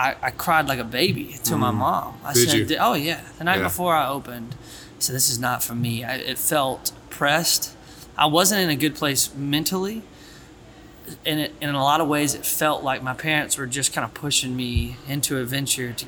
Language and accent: English; Bowling Green, Kentucky, United States; also born or lived in Florida; coming back to my hometown and walking on and playing at Western